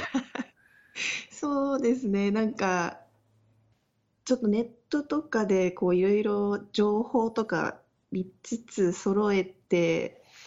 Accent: Chiba, Japan; moved away; 私の実家の千葉

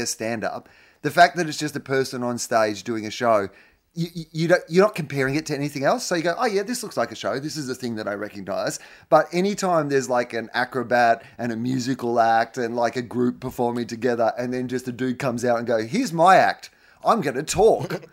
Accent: Australia

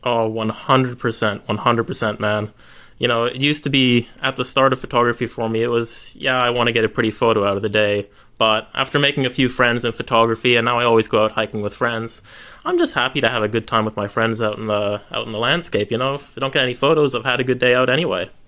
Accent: Canada; moved away; I'm originally Canadian, so I was on a holiday back to Canada to see family

